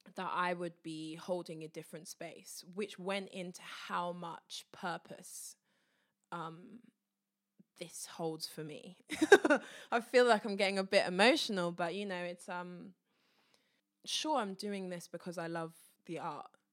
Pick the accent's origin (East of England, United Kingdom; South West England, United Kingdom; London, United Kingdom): East of England, United Kingdom; Luton; my hometown, Luton